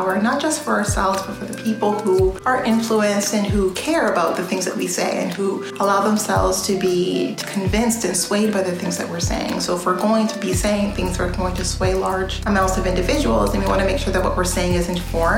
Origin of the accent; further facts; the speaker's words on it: Canada; I grew up in Canada